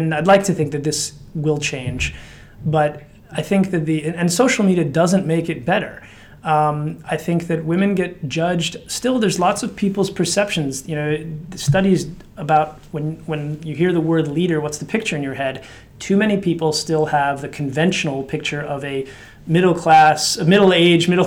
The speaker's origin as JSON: {"language": "English", "country": "United States", "also_born_or_lived": "Slovakia", "accent": "American", "said": "you can sense from my accent, it's an American accent. That's where I've lived longest"}